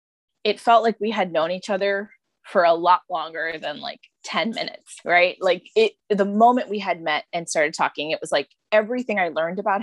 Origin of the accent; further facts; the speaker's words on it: India; I'm Indian. I grew up in a traditional Indian Tamil household.